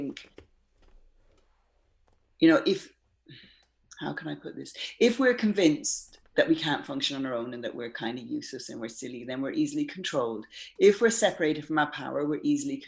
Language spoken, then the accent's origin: English; Ireland; now in London, United Kingdom; I was born in Ireland and brought up in Ireland, but my parents weren't Irish.